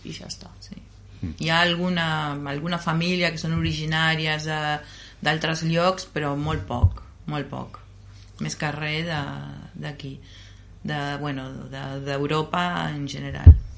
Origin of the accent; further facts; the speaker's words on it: Argentina; Catalan is a second language; now in Gelida, Spain; Nosotros somos de dos sitios. De allí y de aquí